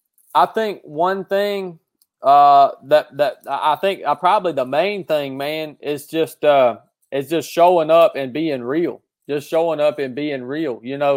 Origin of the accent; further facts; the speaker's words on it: Appalachia, United States; I grew up in the Appalachian Mountains.